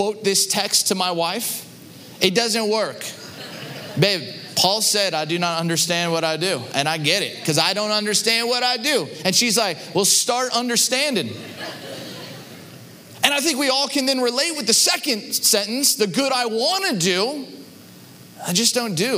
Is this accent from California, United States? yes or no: yes; Southern California, United States; moved away as an adult; now in Chicago, United States; Growing up in Southern California